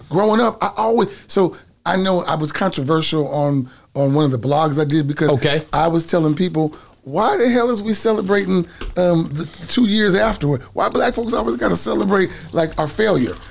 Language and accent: English; East Palo Alto, California, United States; I grew up in a little town called East Palo Alto